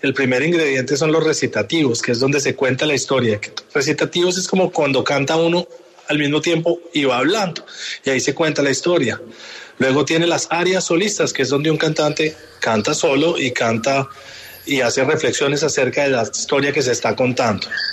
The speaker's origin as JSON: {"language": "Spanish", "region": "Bogotá", "country": "Colombia", "tie": "born or raised there", "moved": "as an adult", "lives_now": "New York, United States", "said": "yo crecí en Bogotá"}